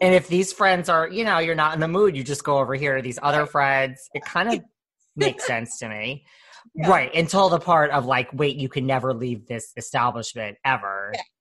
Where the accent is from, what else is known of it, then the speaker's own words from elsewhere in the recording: New York, United States; I'm from New York